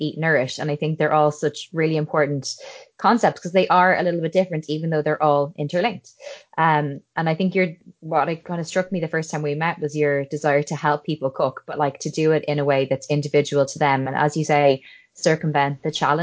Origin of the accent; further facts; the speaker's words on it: Ireland; I'm an Irish girl and a qualified medical doctor